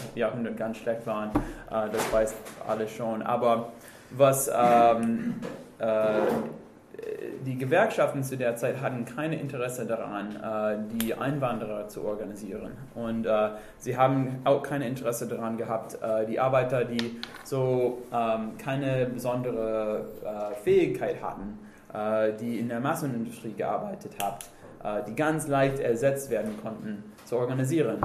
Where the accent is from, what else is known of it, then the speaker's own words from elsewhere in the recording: Minneapolis, Minnesota, United States; German is a second language; wir sind beide aus Minneapolis